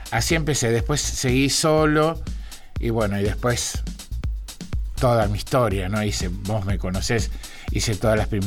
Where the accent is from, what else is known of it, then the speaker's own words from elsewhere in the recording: Rosario, Santa Fe, Argentina; vengo de Rosario y también me dijeron, Rosario, que está todo mal